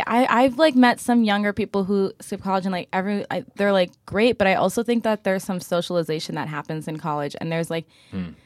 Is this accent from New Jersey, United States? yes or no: yes; West Windsor, New Jersey, United States; moved away as an adult; also born or lived in Boston; now in Brooklyn, United States; I grew up in Central Jersey, so right outside of Princeton